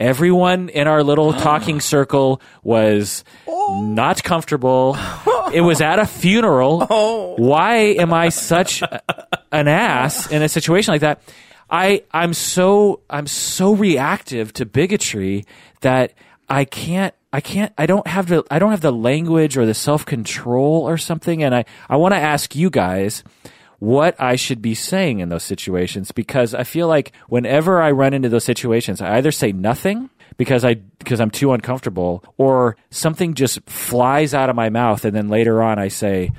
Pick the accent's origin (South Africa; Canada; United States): United States; Issaquah, Washington; It's at my old church that I grew up in Issaquah.